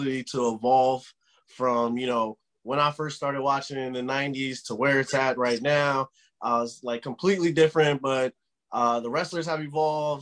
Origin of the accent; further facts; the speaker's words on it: United States; being an American